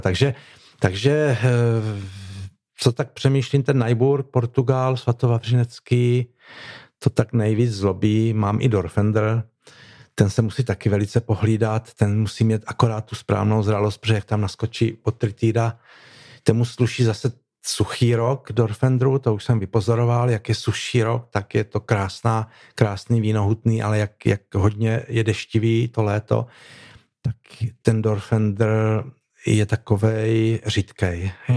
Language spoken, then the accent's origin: Czech; Kurdějov, South Moravian Region, Czechia; já třeba jsem eh, z Kurdějova